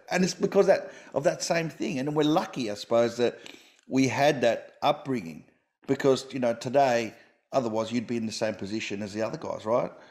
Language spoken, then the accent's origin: English; Sydney, New South Wales, Australia; now in Melbourne, Australia; I grew up with rugby in Sydney